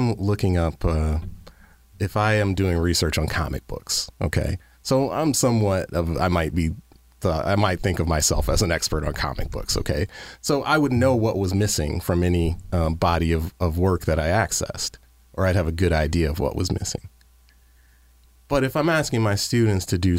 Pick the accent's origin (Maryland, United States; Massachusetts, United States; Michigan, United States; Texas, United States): Michigan, United States; Detroit; living in Detroit or coming from growing up in Detroit